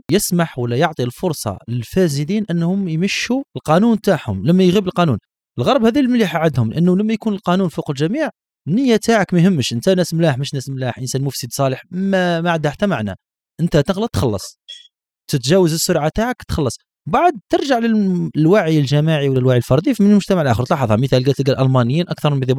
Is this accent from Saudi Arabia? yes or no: no; Algeria; الشبكه هنا عندنا في الجزائر كبيره ديامتر كبير